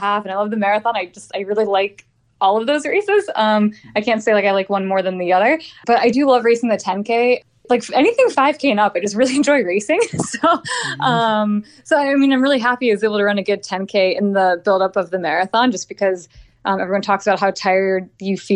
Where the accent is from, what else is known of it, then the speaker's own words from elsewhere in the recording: Midwest, United States; moved away as an adult; also born or lived in East Coast / Arizona; I grew up in the Midwest, so I didn't know what dry heat was like.